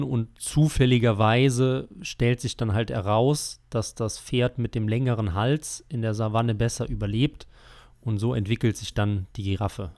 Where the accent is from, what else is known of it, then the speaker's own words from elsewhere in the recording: Germany; wir als, als Deutsche